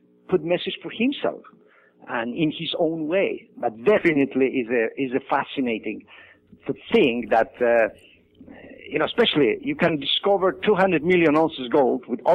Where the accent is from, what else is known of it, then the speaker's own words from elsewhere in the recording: Poland; moved away as an adult; I was born in Poland.